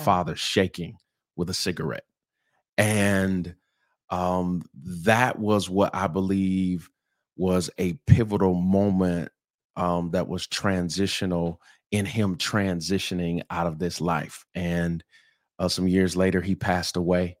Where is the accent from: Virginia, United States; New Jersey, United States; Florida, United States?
Florida, United States; St. Petersburg; I'm originally from Saint Petersburg, Florida, um, where it's, it's warm and sunny and palm trees and white sand